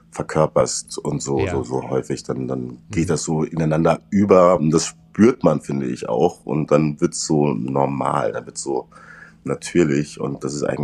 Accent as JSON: {"language": "German", "region": "Saarland", "country": "Germany", "accent": "Saarland dialect", "said": "Also was ich auf jeden Fall lernen musste, ich musste meinen saarländischen Dialekt rauskriegen. Es hätte so eine leichte Färbung."}